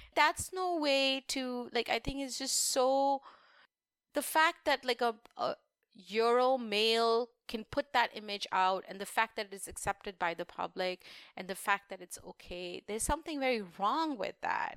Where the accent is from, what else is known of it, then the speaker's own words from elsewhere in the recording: India; moved away; being Indian